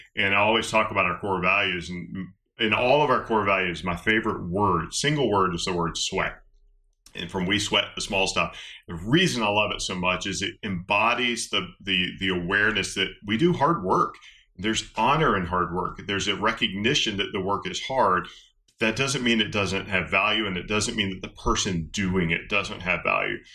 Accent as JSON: {"language": "English", "region": "West Georgia", "country": "United States", "tie": "born or raised there", "said": "I grew up in West Georgia"}